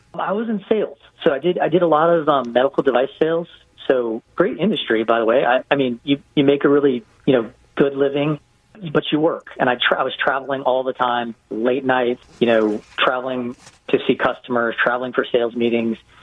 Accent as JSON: {"language": "English", "region": "Hawaii", "country": "United States", "tie": "born or raised there", "also_born_or_lived": "West Coast", "moved": "yes", "lives_now": "Atlanta, United States", "said": "I grew up in Hawaii"}